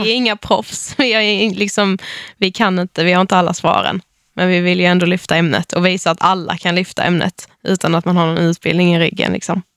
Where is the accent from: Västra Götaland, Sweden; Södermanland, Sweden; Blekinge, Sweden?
Blekinge, Sweden; Mörrum; jag kommer från en liten by utanför Karlshamn